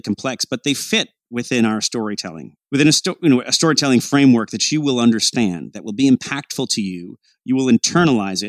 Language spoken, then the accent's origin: English; Canada; Canadians, you know, we are